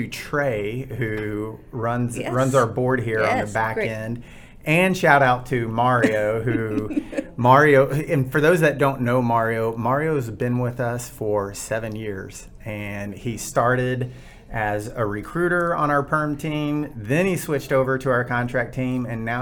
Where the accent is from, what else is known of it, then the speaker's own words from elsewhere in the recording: Houston, Texas, United States; I'm from Houston, so giant city